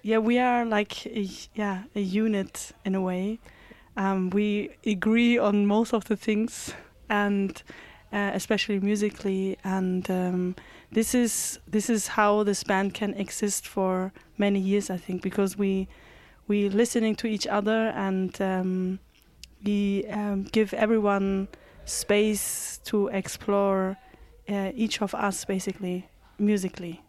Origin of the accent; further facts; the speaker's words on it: Hamburg, Germany; moved away as an adult; now in Berlin, Germany; I live in Berlin. I'm from Hamburg